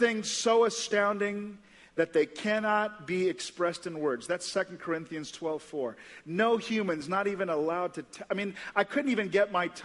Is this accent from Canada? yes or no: no; St. Lucia; now in Indianapolis, United States; I grew up in St. Lucia in the West Indies, this little island. This is where I grew up